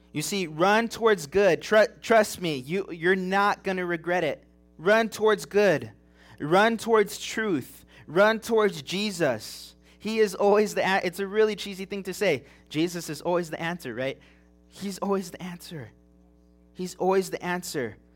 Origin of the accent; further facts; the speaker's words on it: Big Bear Mountains, California, United States; moved away; I grew up in the Big Bear Mountains in California